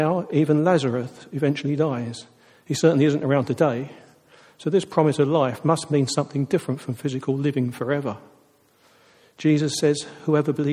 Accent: United Kingdom; But we are British

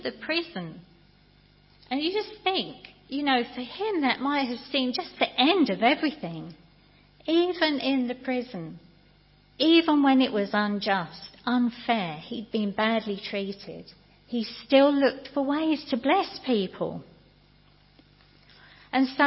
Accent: United Kingdom; we're British

